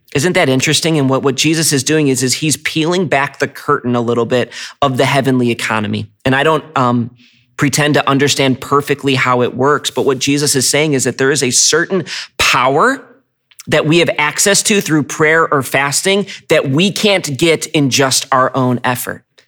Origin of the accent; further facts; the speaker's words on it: United States; as American Christians